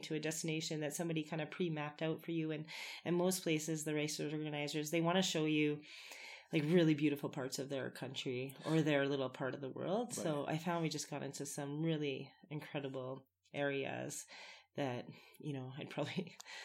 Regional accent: Winnipeg, Manitoba, Canada; now in Canmore, Canada; I come from Winnipeg, Manitoba

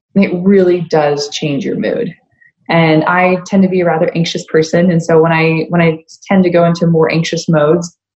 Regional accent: Mesa, Arizona, United States; moved away; also born or lived in Boise, Idaho; growing up in Mesa, wasn't the easiest upbringing.

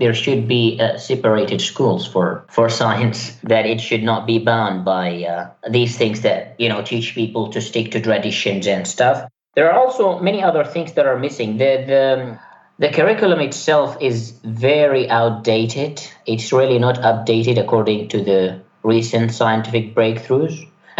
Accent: Yemen; born there; English is a second language; Well, I was born in Yemen. There wasn't really much going on in terms of science

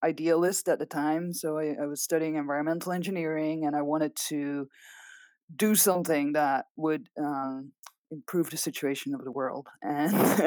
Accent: Belgium; first language Dutch; English is a second language; moved away as an adult; now in Arizona, United States; I'm Belgian originally. So if you hear an accent, that's because my mother tongue is Dutch. I did all of my education, including a PhD in Belgium, and then moved to the US afterwards

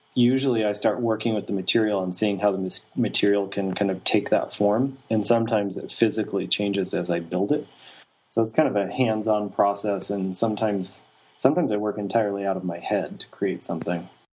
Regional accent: Idaho Falls, Idaho, United States; I was born in Idaho Falls, Idaho. That's where I grew up, small town in the southeastern side of the state

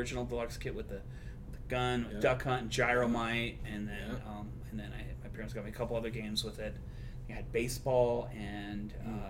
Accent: Torrance, California, United States; also born or lived in Texas; Torrance, California.

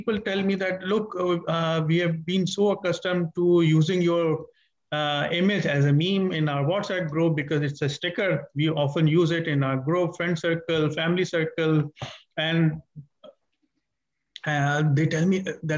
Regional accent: Pakistan; I'm a Pakistani

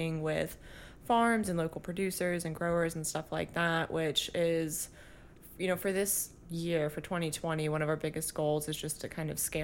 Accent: Florida, United States; moved away as an adult; now in New Orleans, United States; I'm from Florida originally, my family is from here

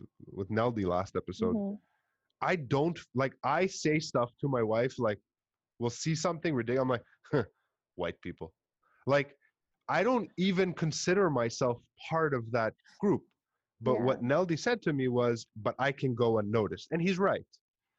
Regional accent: Montreal, Quebec, Canada; accent: Montreal; I speak English with a very Montreal kind of accent, like very typical

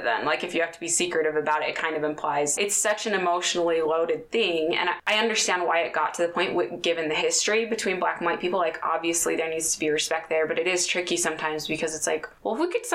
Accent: Utah, United States; growing up in Utah

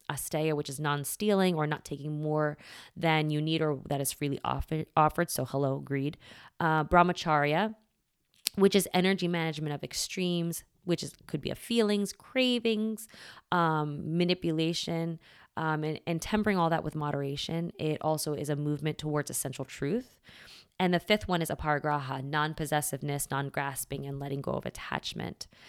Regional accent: United States; I was raised here in America, um, Catholic

